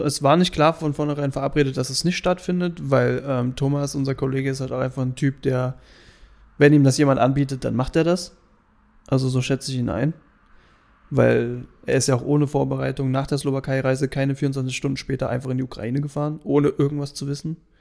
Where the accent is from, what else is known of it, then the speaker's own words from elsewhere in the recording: Germany; wir sind Deutsche